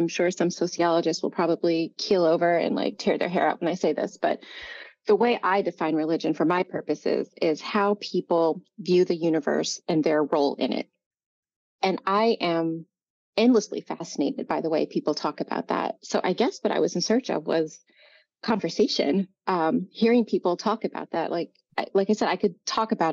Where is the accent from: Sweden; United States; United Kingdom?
United States; Indiana; I'm a native Hoosier. I'm from Indiana